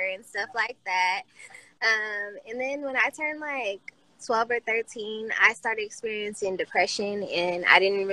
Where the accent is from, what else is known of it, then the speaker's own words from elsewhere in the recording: Vallejo, California, United States; also born or lived in Oakland / Sacramento; I'm from Vallejo.